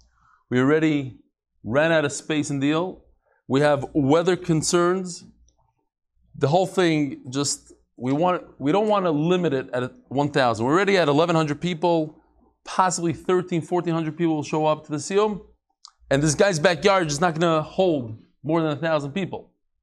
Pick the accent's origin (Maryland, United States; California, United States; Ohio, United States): Maryland, United States; Baltimore; I'm from Baltimore.